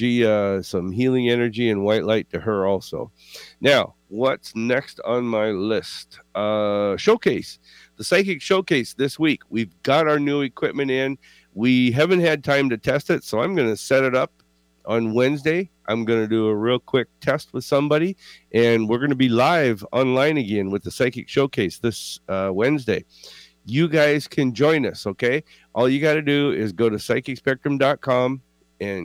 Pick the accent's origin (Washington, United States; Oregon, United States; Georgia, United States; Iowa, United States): Washington, United States; we are from Washington State, and so we've spent almost all of our life here in Washington